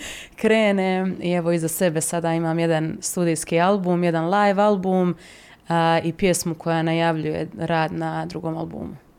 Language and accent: Croatian; Mostar, Federation of Bosnia and Herzegovina, Bosnia & Herzegovina; moved away as an adult; now in Zagreb, Croatia; u mom rodnom gradu Mostaru